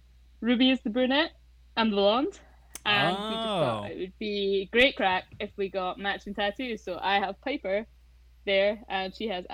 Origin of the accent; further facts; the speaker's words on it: Orkney, Scotland, United Kingdom; also born or lived in Oman; because I'm from Orkney, this is the Viking part of me.